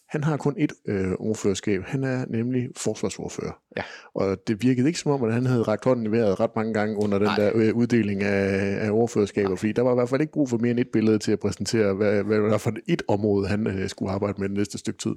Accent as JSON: {"language": "Danish", "town": "Kolding", "region": "Southern Denmark", "country": "Denmark", "said": "Nu er jeg jo så fra Kolding"}